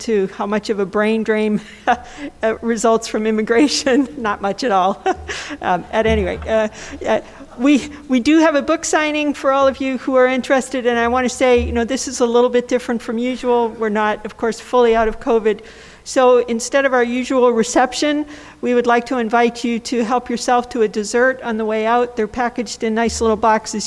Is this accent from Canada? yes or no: yes; Canada; now in United States; I'm a Canadian who lives in the United States